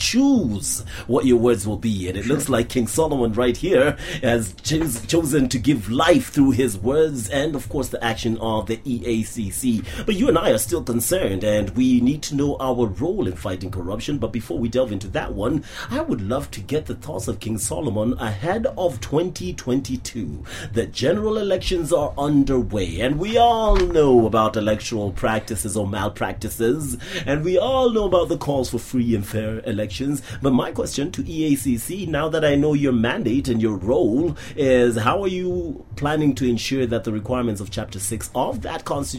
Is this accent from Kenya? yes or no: yes; Kenya; Yet, you're saying that it is down to me and a responsibility of me as a Kenyan to fight this corruption.